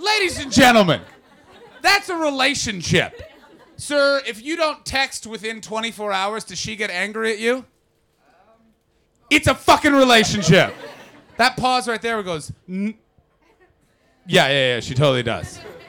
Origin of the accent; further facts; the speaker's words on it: Canada; I fucking hate when Americans do like, we saved you in WW1 and WW2 because I'm a Canadian.